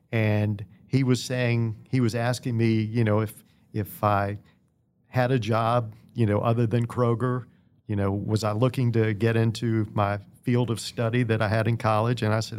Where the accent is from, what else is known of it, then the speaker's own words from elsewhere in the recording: Danville, Virginia, United States; I grew up in Danville.